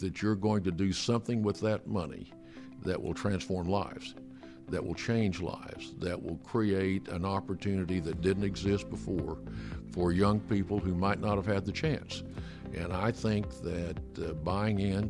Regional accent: Alva, Oklahoma, United States; my hometown in Alva.

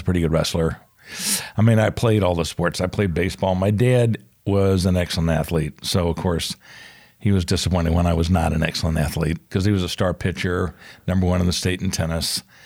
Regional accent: Atlanta, Georgia, United States; also born or lived in Charlotte, North Carolina; born in Charlotte, um, 'cause my mom was from Charlotte and she was there. My dad was in the war. So born in Charlotte, but moved back to Atlanta pretty quickly

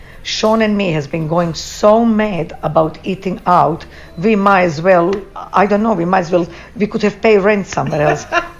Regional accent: Essex, East of England, United Kingdom; Not only that, I'm an Essex girl. I'm undercover blondie from Essex.

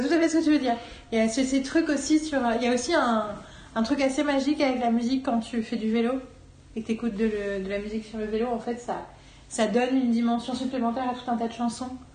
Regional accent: France; en tant que féministe française

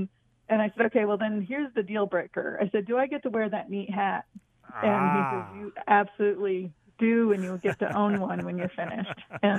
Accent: East Coast, United States; since I'm from the East Coast and the desert was a foreign environment to me

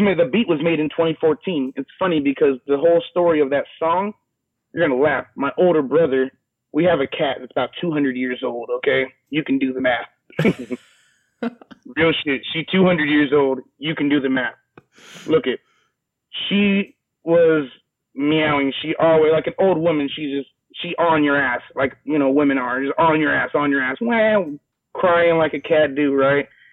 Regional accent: Riverside, California, United States; born and raised in California Riverside

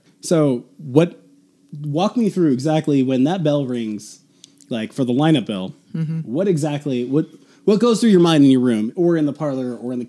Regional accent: California, Nevada, United States; moved away; I'm from California. But I've lived in Nevada most of my life.

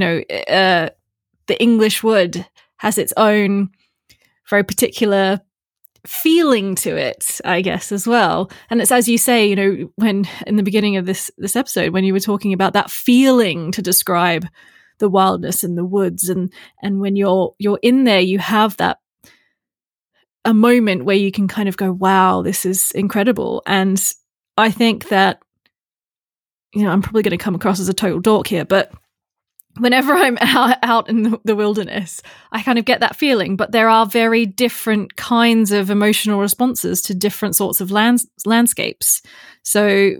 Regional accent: Australia; So I'm from Australia, and when I was a kid, I loved hearing the Aboriginal Dreamtime stories

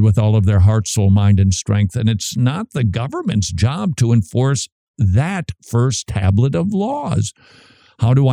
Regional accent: Minnesota, United States; moved away as an adult; I'm from Minnesota. We don't have accents

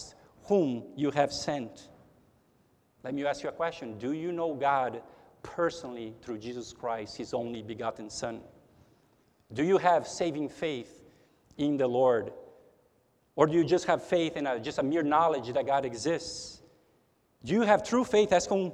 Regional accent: São Paulo, Brazil; also born or lived in United States; now in Houston, United States; I am a Brazilian, and I'm a naturalized citizen of the United States. I have two passports. But even though I am a citizen of the United States, I'm not a native from the United States. I was born in Brazil. I was born in São Paulo.

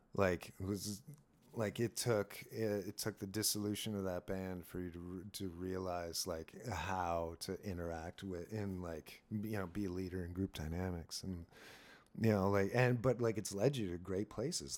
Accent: Sault Ste. Marie, Ontario, Canada; I grew up in Sault Ste. Marie. We're, uh, right in the border to Michigan

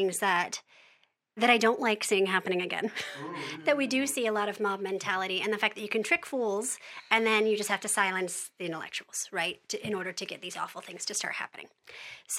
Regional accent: United States; also born or lived in London; as American children

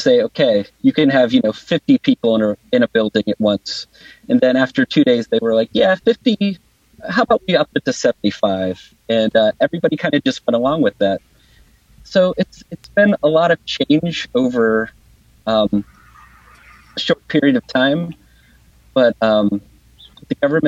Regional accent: Pennsylvania, United States; now in Wellington, New Zealand; my home state of Pennsylvania

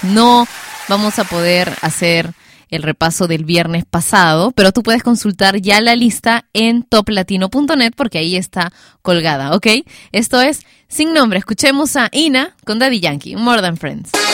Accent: Lima, Peru; yo soy de Lima y transmitimos la radio desde Lima también

